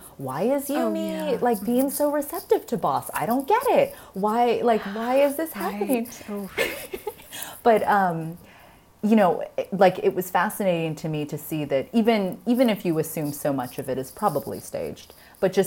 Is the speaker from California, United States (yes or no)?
yes; Northern California, United States; moved away as an adult; now in Hong Kong; I'm from Northern California